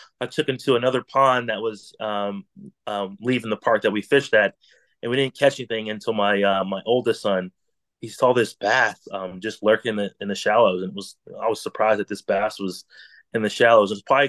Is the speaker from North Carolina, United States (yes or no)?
yes; North Carolina, United States; I'm from Central North Carolina. Just an avid outdoorsman, born and raised in the woods, and come from a family of hunting.